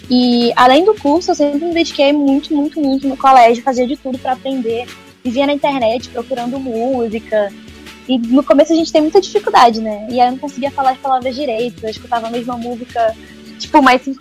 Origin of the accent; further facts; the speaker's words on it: Manaus, Amazonas, Brazil; also born or lived in Rio de Janeiro, Brazil; É, eu nasci no Rio de Janeiro e com dois anos, meu pai foi, quando eu tinha dois anos, meu pai foi transferido para Manaus ele é da Marinha.